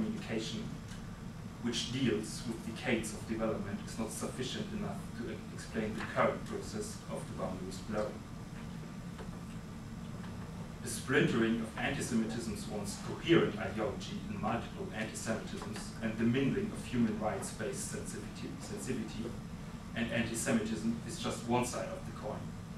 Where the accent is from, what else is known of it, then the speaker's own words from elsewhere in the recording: Munich, Bavaria, Germany; my hometown, Munich